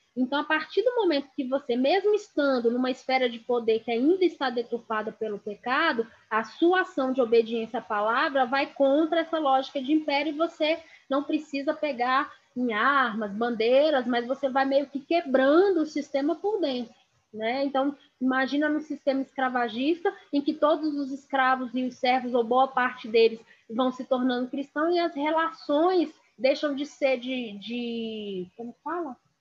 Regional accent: Brazil; nós como brasileiros

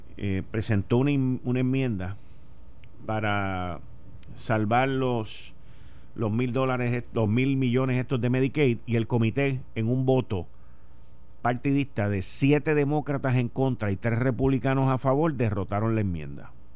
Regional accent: Puerto Rico; los ciudadanos norteamericanos que vivimos en esta isla

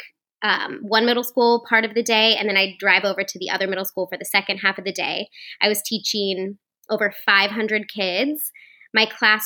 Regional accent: Hartville, Ohio, United States; moved away; I grew up in Northeast Ohio, like right by you. If anybody knows where Hartville is, it's kind of in the middle of the Akron-Canton area

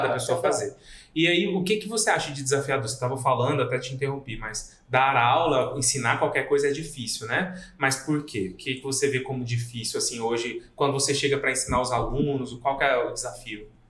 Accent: Goiânia, Goiás, Brazil; moved away as an adult; now in Rio Grande do Sul, Brazil; Eu não sou daqui, eu sou nascido em Goiânia, moro aqui tem nove anos

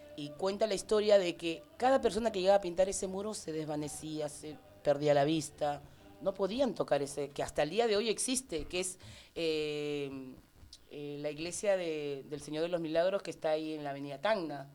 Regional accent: Peru; moved away; De Perú. ¿En serio eres peruana?

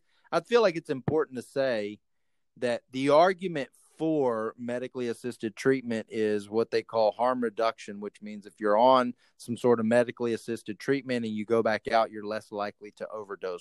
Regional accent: Texas, United States; a lot of our family that I grew up with in Texas are heavy drinkers

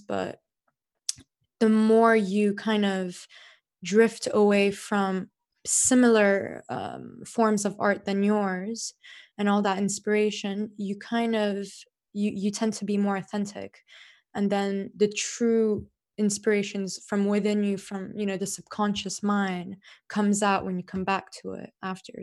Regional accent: Dubai, United Arab Emirates; as a kid growing up in Dubai

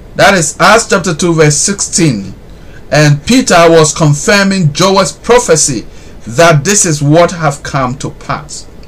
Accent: Ghana; I'm a Ghanaian

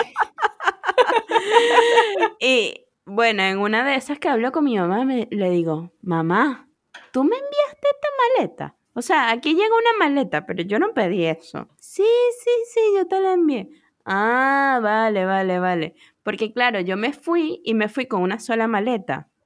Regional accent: Venezuela; moved away; also born or lived in United States; me vine de Estados Unidos, o sea, como yo solita, y, regresé a Venezuela.

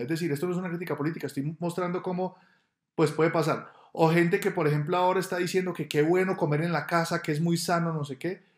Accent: Medellín, Antioquia, Colombia; moved away as an adult; now in Bogotá, Colombia; Yo soy de Medellín, nací en Medellín y desde el año 2000 vivo en Bogotá.

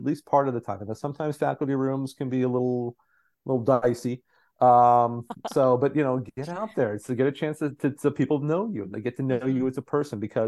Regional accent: Southwestern Pennsylvania, United States; I grew up in Southwestern PA.

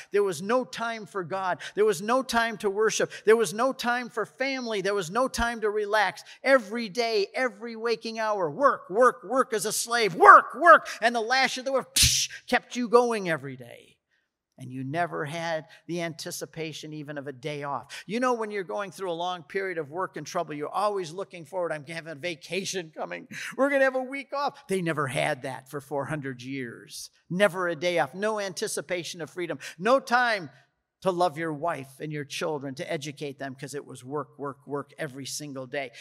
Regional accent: United States; I'm an American

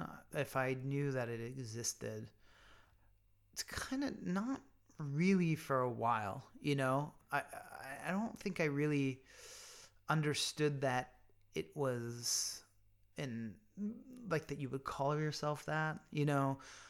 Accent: Pennsylvania, United States; There's a lot I like about Pennsylvania now and where I grew up now.

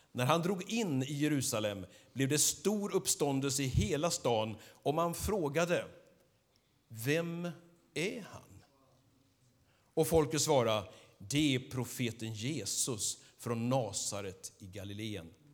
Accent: Skövde, Västra Götaland, Sweden; jag är född här i Skövde, uppvuxen här.

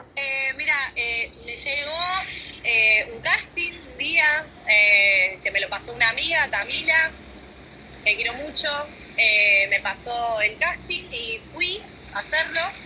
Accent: Córdoba, Argentina; now in Buenos Aires, Argentina; me vine a vivir a Buenos Aires, yo soy de Córdoba, de Córdoba Capital

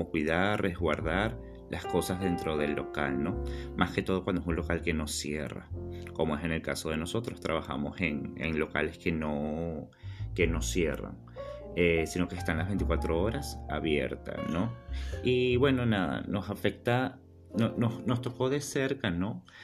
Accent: Venezuela; now in Buenos Aires, Argentina; Nosotros somos venezolanos, tenemos dos años y medio acá en Argentina, en Buenos Aires

